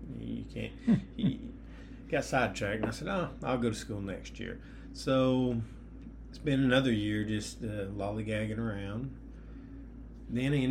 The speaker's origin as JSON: {"language": "English", "town": "Cleveland", "region": "Tennessee", "country": "United States", "tie": "born or raised there", "also_born_or_lived": "McMinn County, Tennessee", "said": "I was born in Cleveland, Tennessee. That's here, still keeping us in East Tennessee, so I haven't moved a whole lot as far as family-wise goes."}